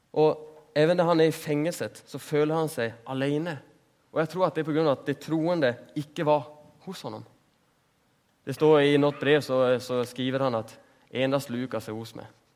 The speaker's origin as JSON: {"language": "Norwegian", "country": "Sweden", "second_language": "Norwegian", "said": "Jeg er jo svensk."}